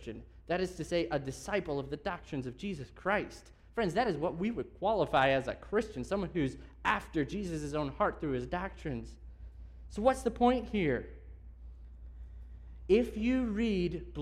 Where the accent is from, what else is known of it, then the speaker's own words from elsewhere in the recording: United States; being an American